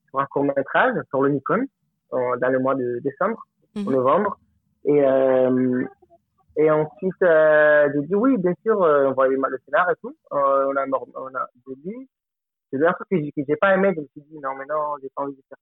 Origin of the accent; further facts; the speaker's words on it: Colombia; French is a second language; moved away as an adult; also born or lived in Alpes-de-Haute-Provence, France; now in France; j'ai 34 ans et ça fait 10 ans que je suis en France. Je viens de Colombie.